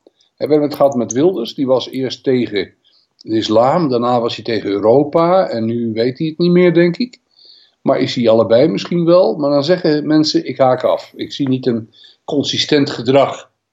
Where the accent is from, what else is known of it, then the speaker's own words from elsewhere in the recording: Netherlands; wij als Nederlanders